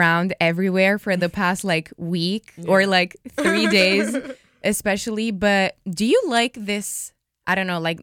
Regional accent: Romania; moved away as an adult; now in Philadelphia, United States; I'm from Romania. Like, mm-hmm. I literally came here 3 years ago for school

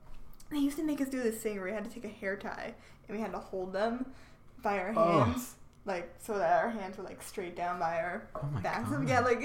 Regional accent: Connecticut, United States; From Connecticut.

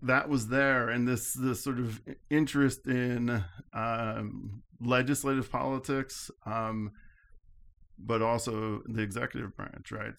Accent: Albany, New York, United States; I grew up in the Albany area

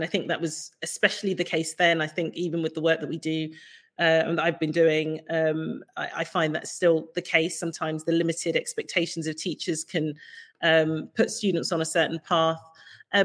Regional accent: Ilford, London, United Kingdom; I grew up in Ilford

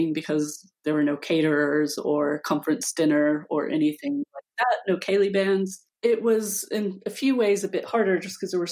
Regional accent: United States; moved away as an adult; now in United Kingdom; I moved to the UK in 2005. Although I'm American, I haven't lived in the US since

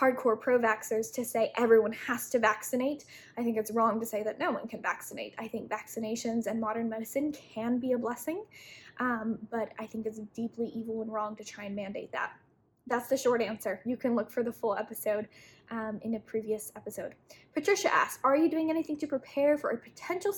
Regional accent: Utah, United States; I was raised in Utah, which is very prepper mind frame.

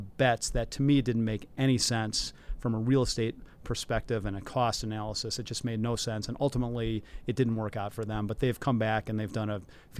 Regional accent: Midwest, United States; now in Chicago, United States; And I thought Chicago, since I'm from the Midwest already, Chicago was a better, smaller version of New York that had most of the good and not nearly as much of the bad.

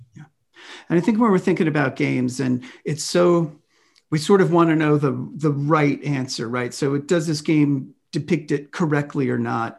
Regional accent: Washington, District of Columbia, United States; moved away; also born or lived in Bay Area, California; I grew up in Washington, D C

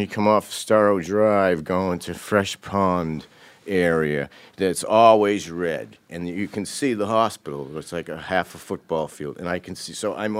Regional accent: Cambridge, Massachusetts, United States; born there; I was born in Cambridge.

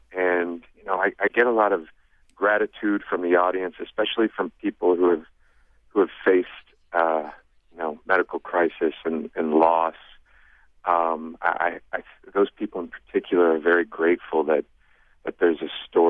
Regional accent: Ohio, United States; I'm from Ohio

